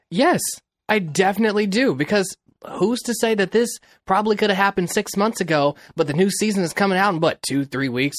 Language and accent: English; Kansas City, Missouri, United States; now in Los Angeles, United States; I grew up in Kansas City, Missouri, and I live in Los Angeles.